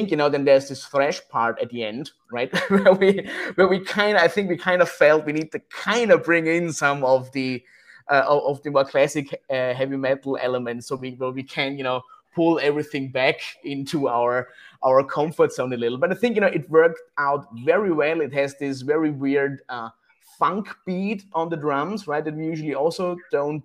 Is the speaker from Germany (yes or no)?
no; Austria; we are here from Austria, right, in Europe